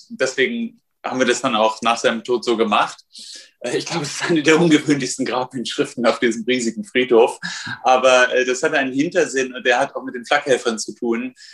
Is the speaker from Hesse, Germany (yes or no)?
yes; Kassel, Hesse, Germany; born there; Mein, mein Vater, die Familie meines Vaters, in Kassel, wo ich geboren bin, Nordhessen, die waren seit Mitte des 19. Jahrhunderts dort Spediteure